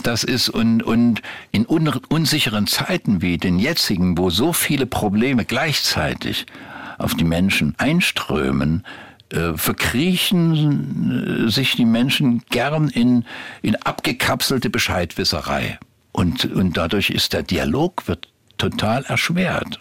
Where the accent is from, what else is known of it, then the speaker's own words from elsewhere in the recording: Meissen, Saxony, Germany; moved away; also born or lived in Grimma; Da wohnte ich ja als Kind erstmal in Meißen. Ja. Bin ja, habe meine ganze Kindheit in Meißen verbracht